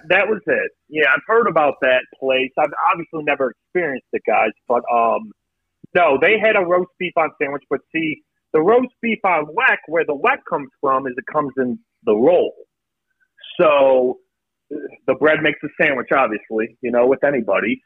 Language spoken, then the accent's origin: English; Buffalo, New York, United States; now in Florence, United States; we are from Buffalo, New York